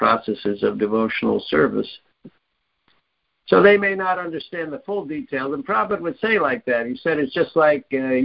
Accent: New York, United States; I'm born in New York. To you know, my mother was from Queens and my father was from

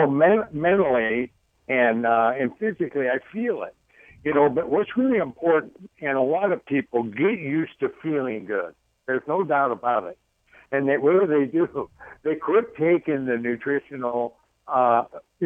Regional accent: Idaho, United States; I'm from Idaho

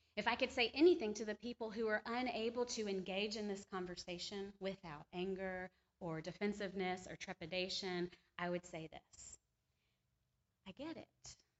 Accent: the Bible Belt, the South, United States; I was born and raised in the Bible Belt

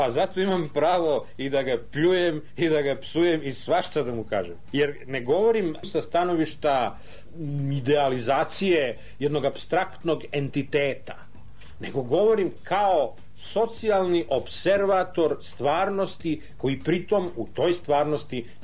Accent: Serbia

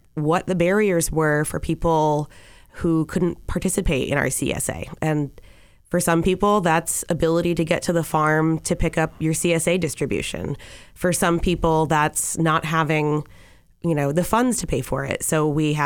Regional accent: Easthampton, Massachusetts, United States; I grew up on Lovefield Street

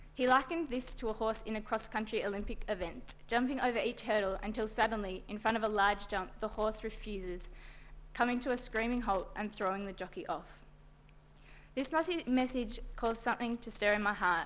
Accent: Bendigo, Victoria, Australia; In my hometown of Bendigo, I grew up in a small

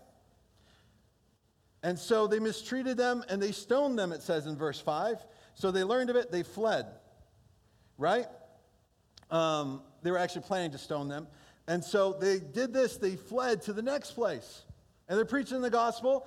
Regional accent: Holland, Michigan, United States; first language Portuguese; English is a second language; also born or lived in Brazil; I grew up most of my school years in Hall, Michigan

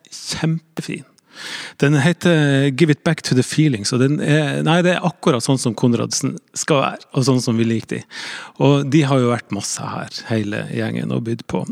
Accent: Northern Norway, Norway; jeg kommer fra Nord-Norge

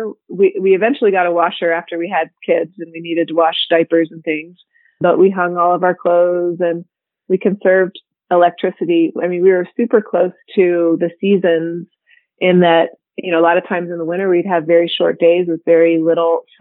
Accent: Ohio, United States; I was born and raised in Ohio

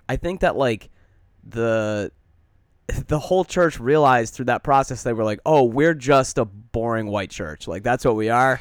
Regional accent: Detroit, Michigan, United States; now in Chicago, United States; growing up in Metro Detroit

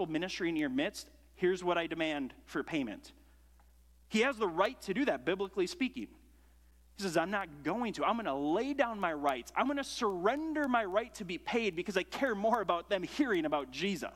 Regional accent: United States; I grew up in America

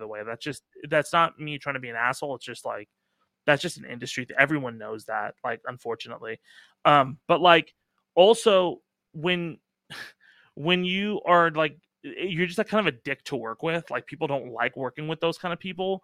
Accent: Irvine, California, United States; I grew up in Irvine.

